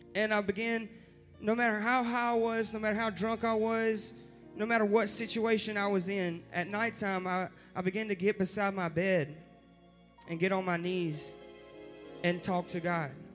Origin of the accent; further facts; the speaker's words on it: Rockingham, North Carolina, United States; I was born and raised in Rockingham, North Carolina